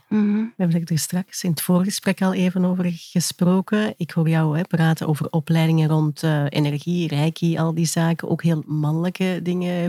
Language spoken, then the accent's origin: Dutch; Kempen, Flanders, Belgium; wij komen uit de Kempen.